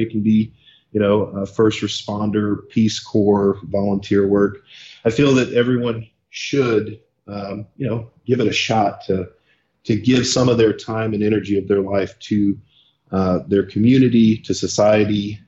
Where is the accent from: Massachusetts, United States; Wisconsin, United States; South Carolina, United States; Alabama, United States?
South Carolina, United States; moved away as an adult; also born or lived in Wichita, Kansas; now in San Diego, United States; I was born in Kansas, in the city of Wichita, uh, we stayed there until I must have been six, and then uh, moved out to South Carolina, where I stayed primarily in that area um, until I joined the military